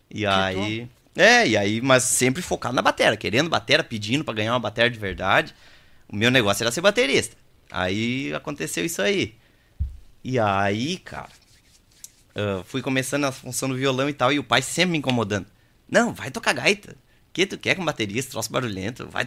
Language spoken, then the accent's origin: Portuguese; Palmares do Sul, Rio Grande do Sul, Brazil; born there; eu nasci lá em Palmares e o pai e a mãe sempre gostaram de ir a baile, assim.